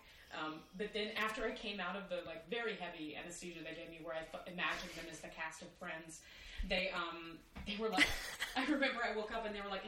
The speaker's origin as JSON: {"language": "English", "region": "Texas", "country": "United States", "moved": "yes", "lives_now": "New York, United States", "said": "I am a Texan"}